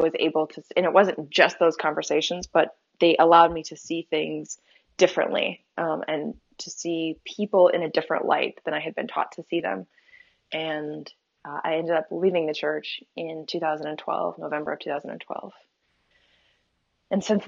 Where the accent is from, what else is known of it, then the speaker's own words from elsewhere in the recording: Topeka, Kansas, United States; I grew up in the Westboro Baptist Church, in Topeka, Kansas